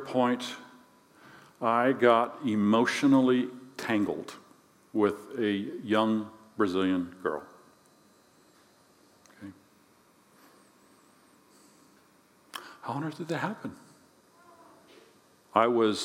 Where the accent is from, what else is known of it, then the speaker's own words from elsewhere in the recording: Alaska, United States; moved away; also born or lived in King Salmon, Alaska / Bethel, Alaska / Naknek, Alaska / Juneau, Alaska; I'm living out in the sticks in this place called King Salmon, Alaska. I've lived in Bethel. I was born in Juneau.